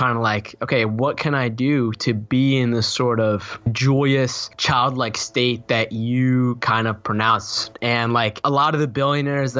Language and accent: English; Boston, Massachusetts, United States; I was born in Boston, Massachusetts, East Coast of the United States